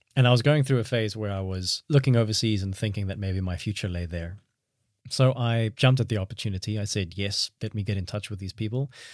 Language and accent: English; South Africa; also born or lived in Cape Town / Barcelona, Spain; as a South African